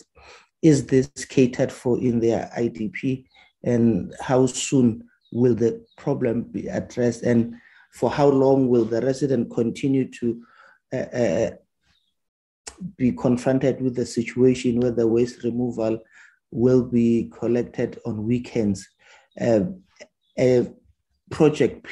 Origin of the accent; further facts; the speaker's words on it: Ekurhuleni, Gauteng, South Africa; I am from Ekuruleni Fosloras